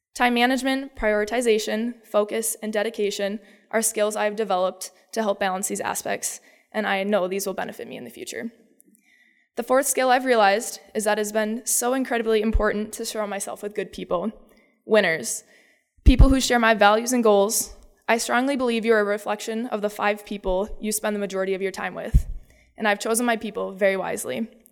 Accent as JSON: {"language": "English", "area": "Dover-Eyota", "region": "Minnesota", "country": "United States", "said": "I am from Iota, Minnesota"}